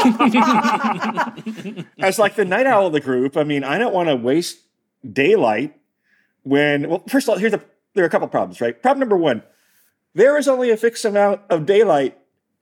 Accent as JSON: {"language": "English", "region": "Michigan", "country": "United States", "said": "I'm from Michigan."}